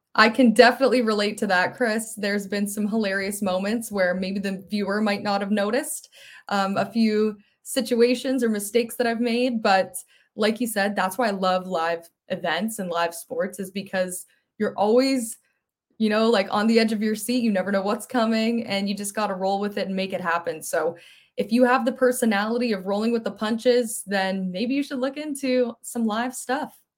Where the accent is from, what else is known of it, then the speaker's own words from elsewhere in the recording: Mississauga, Ontario, Canada; also born or lived in Ottawa; I grew up in Mississauga, so right near Toronto.